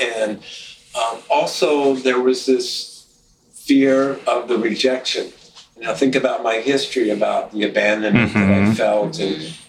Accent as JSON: {"language": "English", "town": "Louisville", "region": "Kentucky", "country": "United States", "tie": "born or raised there", "moved": "as an adult", "lives_now": "Minneapolis, United States", "said": "where I grew up in Louisville, Kentucky"}